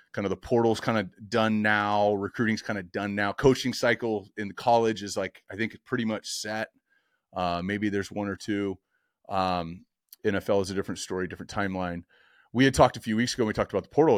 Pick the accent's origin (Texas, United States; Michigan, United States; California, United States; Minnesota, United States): California, United States; Orange County; growing up in Orange County playing quarterback